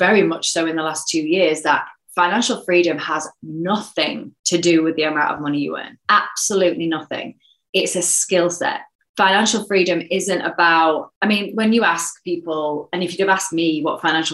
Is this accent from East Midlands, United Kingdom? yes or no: yes; a mining town in the East Midlands, United Kingdom; also born or lived in Sheffield; I was born in Sheffield, actually, but I was brought up in a mining town. So in a mining town in the East Midlands